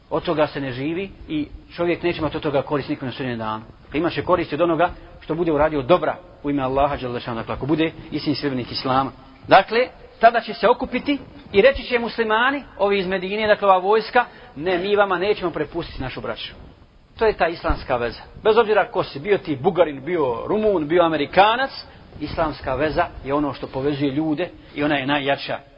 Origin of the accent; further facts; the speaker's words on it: Bosnia & Herzegovina; kod nas u Bosni